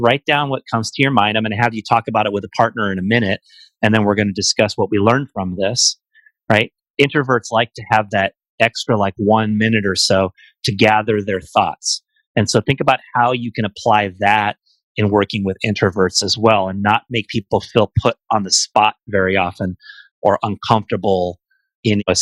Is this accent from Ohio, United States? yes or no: no; Bay Area, California, United States; parts of the Bay Area that where I'm from